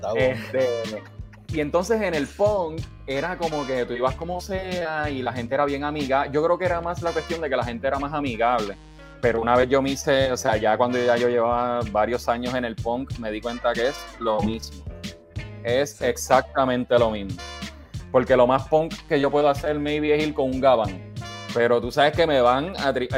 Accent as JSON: {"language": "Spanish", "town": "Bayamón", "country": "Puerto Rico", "tie": "born or raised there", "also_born_or_lived": "Santurce", "moved": "yes", "said": "Nací en Santurce, pero, pero sí, de Bayamón."}